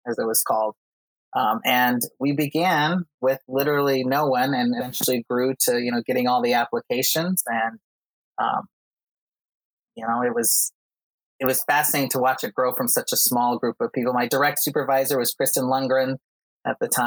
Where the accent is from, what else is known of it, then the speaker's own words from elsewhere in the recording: Utah, United States; also born or lived in Costa Rica; I'm from Utah.